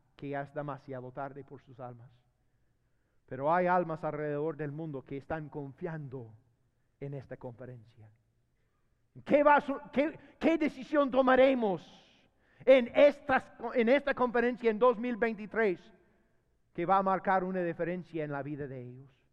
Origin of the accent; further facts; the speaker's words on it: United States; Spanish is a second language; moved away as an adult; now in Honduras; yo tengo veinte años de vivir en Honduras. veinte años. Y fíjese que, mira, todavía soy gringo